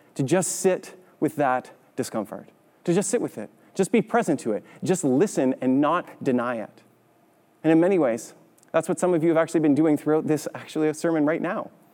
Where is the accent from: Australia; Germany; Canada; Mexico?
Canada; growing up in Canada